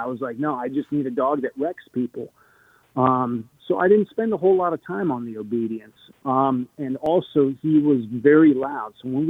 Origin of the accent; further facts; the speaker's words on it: Arizona, United States; also born or lived in Connecticut; I was born in Connecticut. Then, we bounced around different countries, different states. Arizona was kind of home for me. That's where I graduated high school.